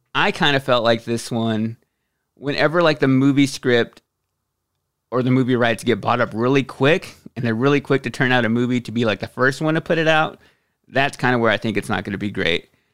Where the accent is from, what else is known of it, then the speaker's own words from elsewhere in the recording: Texas, United States; I'm from Texas